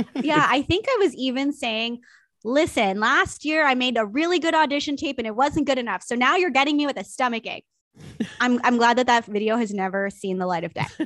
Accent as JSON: {"language": "English", "area": "Niagara", "region": "Ontario", "country": "Canada", "tie": "born or raised there", "said": "I grew up in Niagara"}